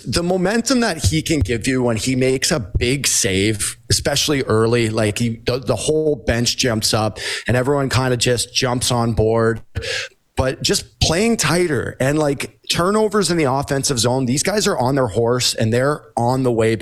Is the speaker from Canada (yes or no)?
yes; Toronto, Ontario, Canada; I grew up here in Toronto